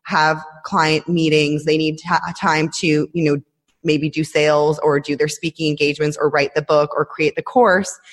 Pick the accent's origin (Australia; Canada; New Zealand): Canada; Toronto, Ontario; moved away as an adult; now in Israel; I moved here about 10 years ago, but I'm Canadian. I'm from Toronto originally